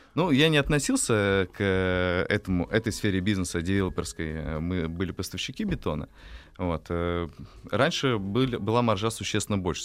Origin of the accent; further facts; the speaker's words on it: Nizhny Novgorod, Nizhny Novgorod Oblast, Russia; Э, я родом из Нижнего Новгорода.